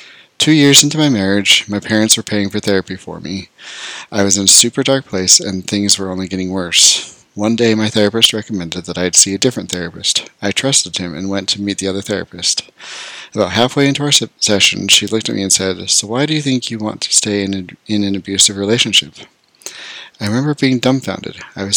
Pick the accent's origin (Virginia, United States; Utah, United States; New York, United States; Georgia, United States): Utah, United States; I grew up in Utah, in a super small town where almost everyone is Mormon.